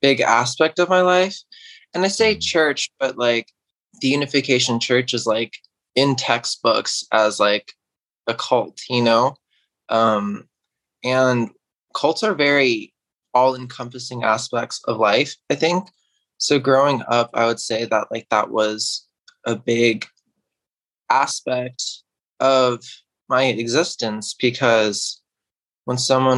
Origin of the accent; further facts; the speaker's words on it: Irvington, New York, United States; I grew up in New York in a small town called Irvington.